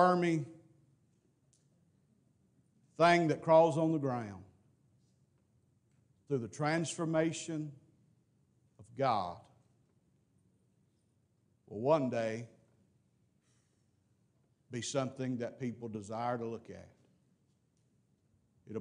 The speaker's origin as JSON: {"language": "English", "region": "Mississippi", "country": "United States", "said": "I'm from Mississippi"}